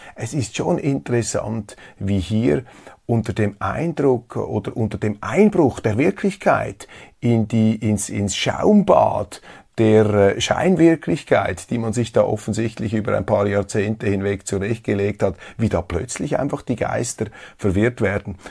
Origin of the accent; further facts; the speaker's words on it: Switzerland; als Schweizer